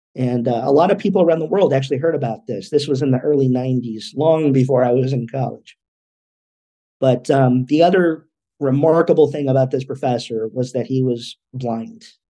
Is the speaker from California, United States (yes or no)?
yes; California, United States; also born or lived in Los Angeles, California; I was born in Los Angeles, California, here in the US. Uh, when I was about five, we moved up north a couple of hours just to a, a smaller community